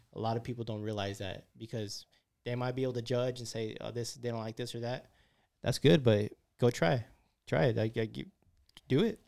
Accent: San Francisco, California, United States; I'm from San Francisco. I'm from the city.

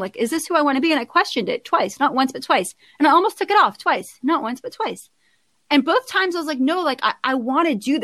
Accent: Southern California, United States; I was born in Southern California, as I noted, one of six as an Iraqi American. And I grew up with a very, very, very strong Muslim lead mother

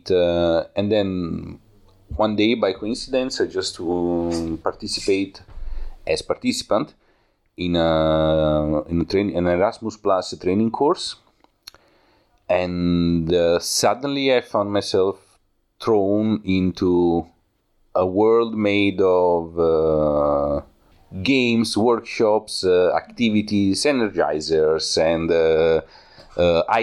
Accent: Italy; English is a second language; moved away as an adult; now in Berlin, Germany; Uh, I come from Italy. I am a video maker and photographer

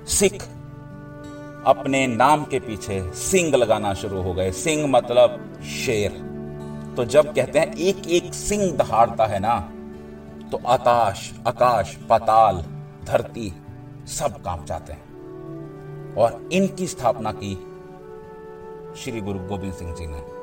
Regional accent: India; हम उस देश में पैदा हुए हैं

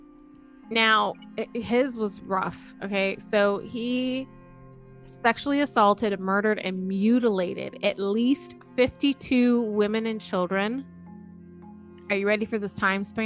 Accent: Buffalo, New York, United States; I'm from Buffalo, so it's like, you know, next door to Rochester

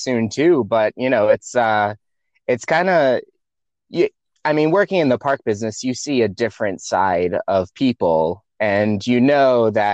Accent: Salem, Massachusetts, United States; moved away as an adult; I grew up in the Salem, Massachusetts area

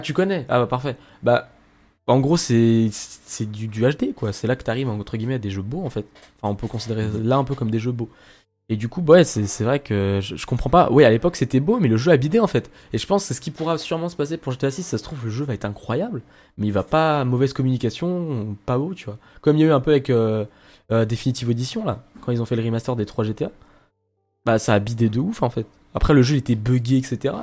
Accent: Lyon, Auvergne-Rhône-Alpes, France; nous trois, on est lyonnais

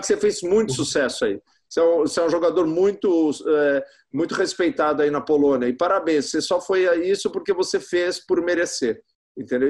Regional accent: Brazil; do nosso país tropical

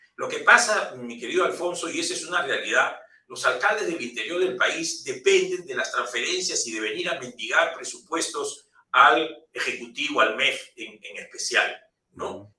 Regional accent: Peru; somos los peruanos

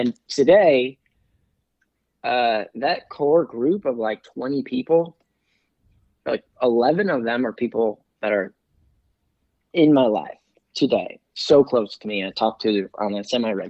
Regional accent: Pennsylvania, United States; When I was in high school in my hometown, Pennsylvania

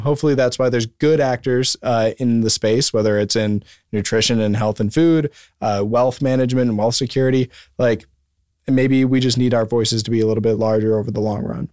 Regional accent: Wisconsin, United States; moved away; I'm from Wisconsin

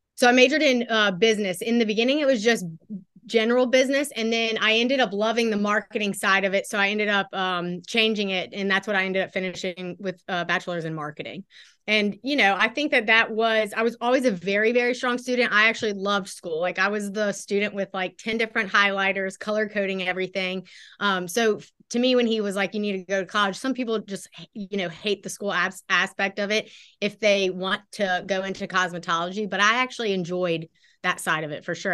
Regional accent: Baton Rouge, Louisiana, United States; also born or lived in Houston, Texas; I was born in Houston, but moved to Baton Rouge, Baton Rouge, Louisiana when I was about five. So I grew up here in Baton Rouge.

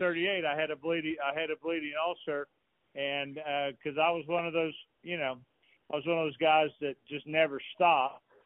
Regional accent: Atlanta, Georgia, United States; I'm a Southerner from Atlanta, Georgia

